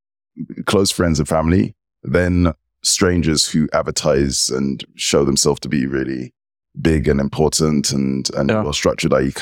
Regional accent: England, United Kingdom; I'm British, English, member of the United Kingdom.

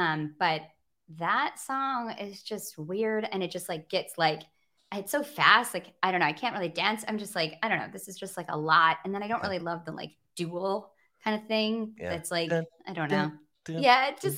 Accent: Grand Rapids, Michigan, United States; moved away; Outside of Grand Rapids.

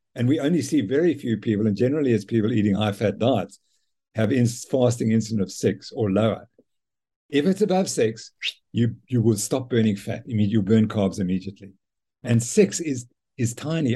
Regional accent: Zimbabwe; now in South Africa; I was brought up in Zimbabwe by my mother and father

